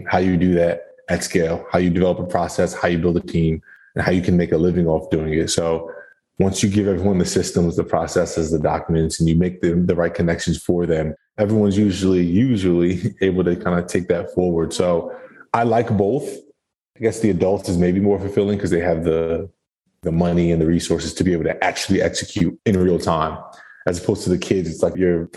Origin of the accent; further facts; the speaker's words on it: New Jersey, United States; moved away as an adult; now in Tampa, United States; I'm from New Jersey